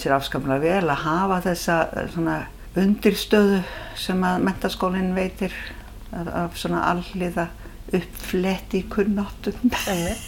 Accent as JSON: {"language": "Icelandic", "town": "Reykjavík", "region": "Capital Region", "country": "Iceland", "tie": "born or raised there", "also_born_or_lived": "Ísafjarðardjúp", "said": "Ég er alveg upp í Reykjavík"}